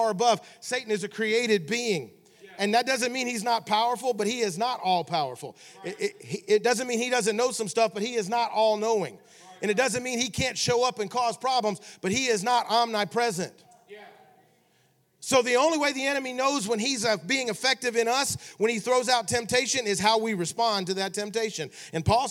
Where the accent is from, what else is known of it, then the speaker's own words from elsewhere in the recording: Memphis, Tennessee, United States; I grew up in Memphis, Tennessee